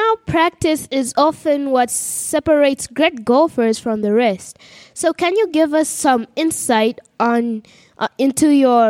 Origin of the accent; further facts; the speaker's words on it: Uganda; from Uganda